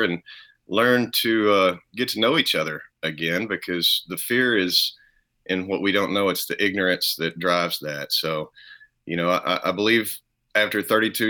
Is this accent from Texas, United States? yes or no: yes; around Dallas-Fort Worth, Texas, United States; born and raised Texas, you know, just good old around probably 100-mile area around Dallas, Fort Worth